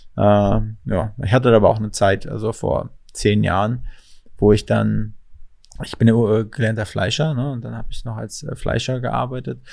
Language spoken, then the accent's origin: German; Mecklenburg-Vorpommern, Germany; moved away; Ich komme aus MacPom ursprünglich